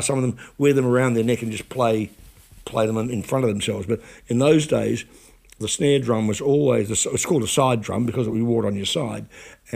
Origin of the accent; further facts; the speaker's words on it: New Plymouth, Taranaki, New Zealand; my hometown of New Plymouth